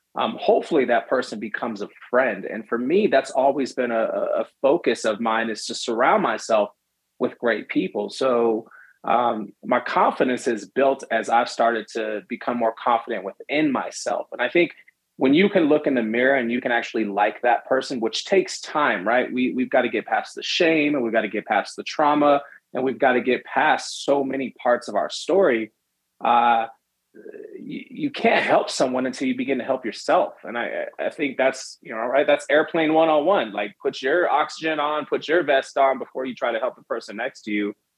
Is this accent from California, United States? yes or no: yes; San Francisco, California, United States; born or raised there